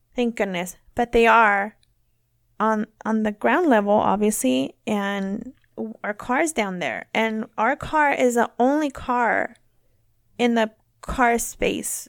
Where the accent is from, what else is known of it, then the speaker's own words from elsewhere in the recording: near Woodland, California, United States; Woodland, which is, like, near my hometown.